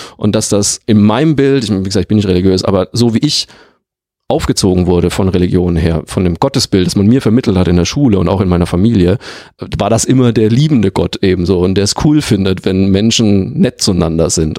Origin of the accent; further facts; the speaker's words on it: Bavaria, Germany; moved away; also born or lived in Leverkusen; aus meinem Heimatort